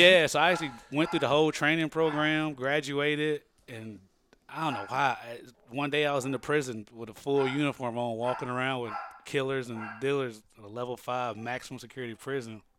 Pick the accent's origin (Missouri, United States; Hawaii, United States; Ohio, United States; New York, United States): Missouri, United States; Lilbourn; moved away as an adult; now in Los Angeles, United States; I'm from Lilburn, Missouri, which is in the Boot Hill.